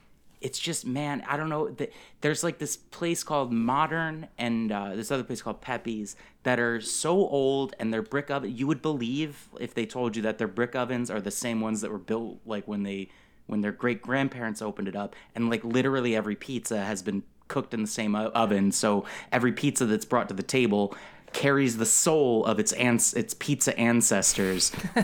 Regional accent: New Haven, Connecticut, United States; So I'm from Connecticut. I'm from, I was born in New Haven, Connecticut. It's St. Raphael's Hospital in New Haven. And most of my life I lived in, New Haven is a city in Connecticut, famous for Yale.

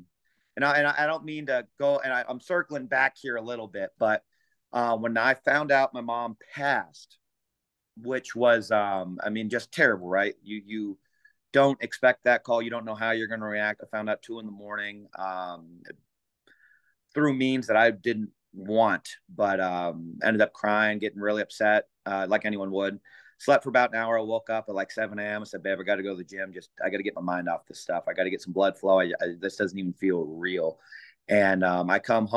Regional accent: San Jose, California, United States; I'm from San Jose, California.

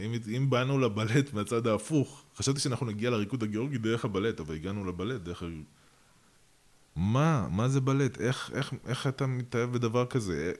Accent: Russia; also born or lived in Georgia (parents); now in Israel; אני אה, נולדתי ברוסיה

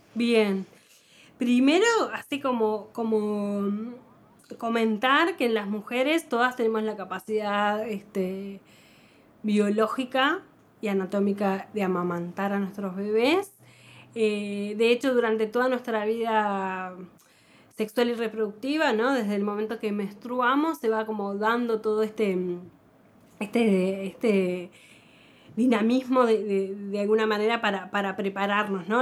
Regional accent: Montevideo, Uruguay; si nacimos en Montevideo en los, 70, en los 80

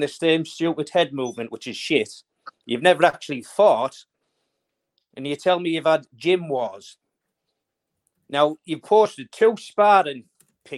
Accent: United Kingdom; I'm from the United Kingdom.

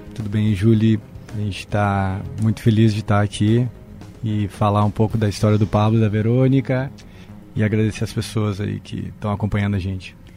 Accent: Santa Maria, Rio Grande do Sul, Brazil; moved away; Eu morava no interior do Rio Grande do Sul, sou de Santa Maria.

